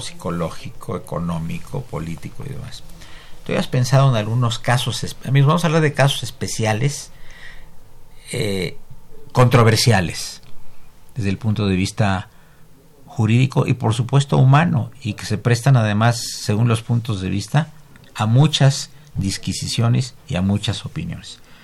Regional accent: Mexico

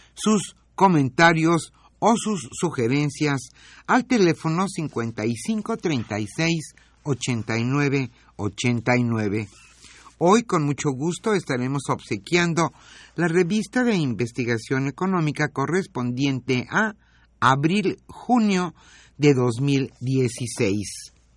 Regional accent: Mexico; nos ampara la Constitución a nosotros como mexicanos

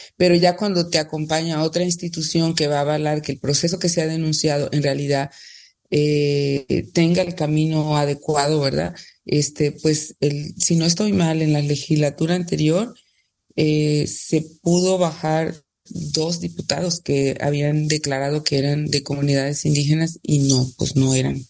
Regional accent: Tamiagua, Veracruz, Mexico; soy de Tamiagua

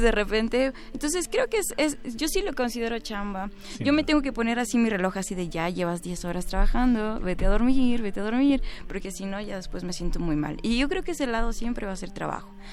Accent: Mexico City, Mexico; yo soy chilanga ah, ni, uno ni otro. Nací en el centro y pues nada he ido tenido la oportunidad de visitar todos los lugares, pero siento que nada me define más que la Ciudad de México

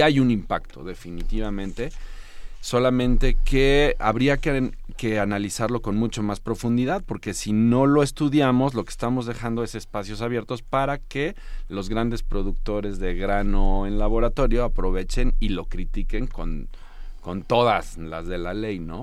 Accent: Morelos, Mexico; en mi tierra en Morelos

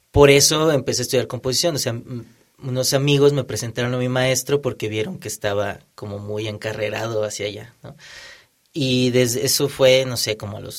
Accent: Monterrey, Nuevo León, Mexico; yo soy de Monterrey.

